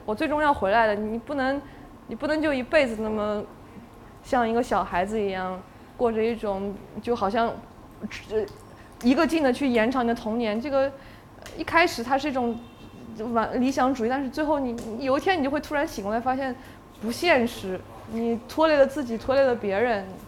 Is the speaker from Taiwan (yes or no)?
no; China; moved away as an adult; also born or lived in Lanzhou, Gansu / Xinjiang; now in Shanghai, China; 我在兰州出生，然后小时候也，因为爷爷奶奶、爸爸他们，呃，都在新疆